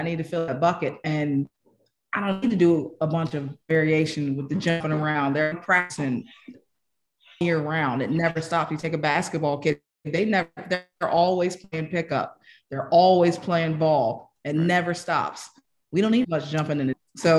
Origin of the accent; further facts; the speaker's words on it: Colorado, United States; You know, I'm from Colorado. We do a lot of hunting, you know, elk